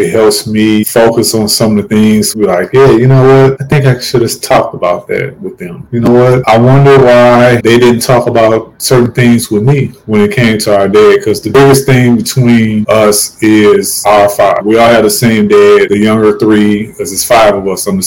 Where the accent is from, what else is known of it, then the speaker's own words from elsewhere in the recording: St. Louis, Missouri, United States; moved away; my hometown of St. Louis, Missouri